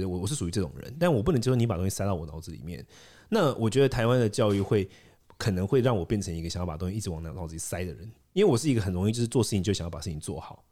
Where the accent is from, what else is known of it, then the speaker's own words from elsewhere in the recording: India; now in Taiwan; 我是在一个很辛苦的环境，印度长大